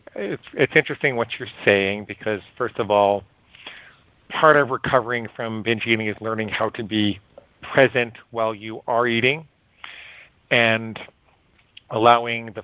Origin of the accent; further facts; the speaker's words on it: Great Neck, New York, United States; also born or lived in Stony Brook, New York / Syosset, New York; I grew up in Great Neck.